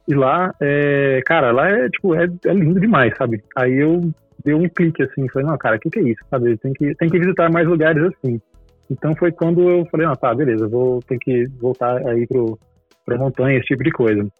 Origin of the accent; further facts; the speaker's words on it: Goiânia, Goiás, Brazil; moved away as an adult; now in São Paulo, Brazil; eu sou de Goiânia e crescendo lá tal, eu cresci em igreja também e ia direto para acampamento.